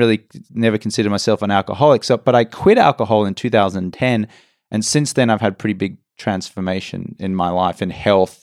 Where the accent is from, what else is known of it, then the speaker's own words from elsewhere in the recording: Brisbane, Queensland, Australia; moved away as an adult; also born or lived in England; now in Los Angeles, United States; Grew up in Brisbane, Australia. Went and lived in England for about 4 years.